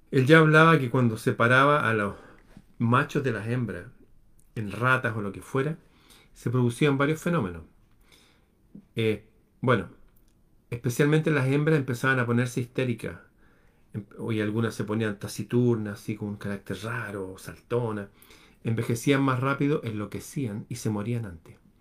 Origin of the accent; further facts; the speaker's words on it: Chile; en mi país